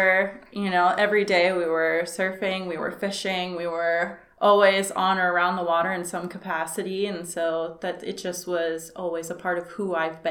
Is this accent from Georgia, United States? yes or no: no; New Smyrna Beach, Florida, United States; now in Fort Pierce, United States; I'm Florida born and raised, so I came here from New Smyrna Beach, and now I live in Fort Pierce, Florida